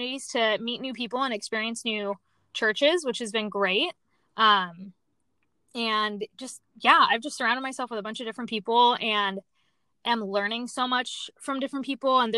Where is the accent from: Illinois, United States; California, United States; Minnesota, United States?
California, United States; San Diego; also born or lived in Orange County; I was born and raised in San Diego